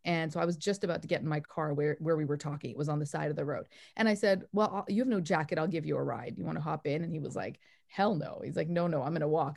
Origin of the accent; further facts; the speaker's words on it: Canada; also born or lived in Calgary, Canada; now in New York, United States; I'm from Canada originally